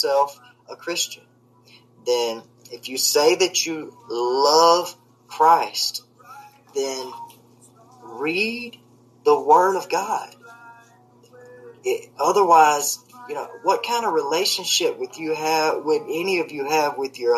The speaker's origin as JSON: {"language": "English", "region": "the South", "country": "United States", "tie": "born or raised there", "said": "I was raised in the South, and I'm a big old boy."}